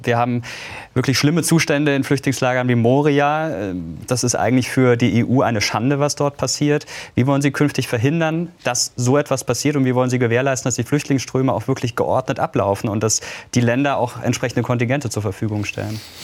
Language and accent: German; Karlsruhe, Baden-Württemberg, Germany; Ich komme aus Karlsruhe